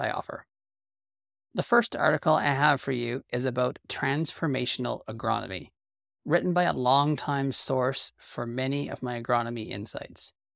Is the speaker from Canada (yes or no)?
yes; Canada